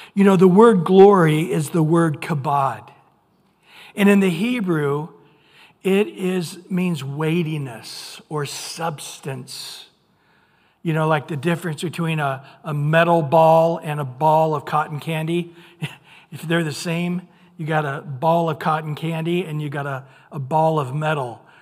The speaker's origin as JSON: {"language": "English", "region": "Central California", "country": "United States", "tie": "born or raised there", "lives_now": "Orange County, United States", "said": "I grew up in Central California"}